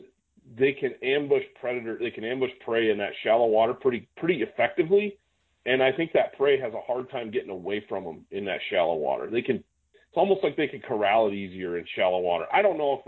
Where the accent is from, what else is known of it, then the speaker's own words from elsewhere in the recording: Great Lakes, United States; moved away; I came from the Great Lakes